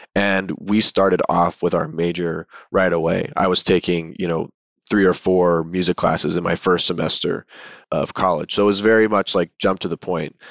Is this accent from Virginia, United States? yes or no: yes; Chesapeake, Virginia, United States; moved away as an adult; now in San Diego, United States; am from Chesapeake, Virginia, which is in the southeastern part of the state, right on the North Carolina border. and I was born there, grew up there, went to high school there